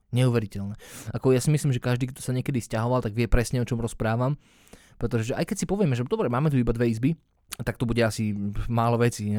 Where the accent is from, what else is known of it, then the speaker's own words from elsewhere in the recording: Slovakia; moved away as an adult; also born or lived in England; sme sa rozhodli vrátiť sa naspäť na Slovensko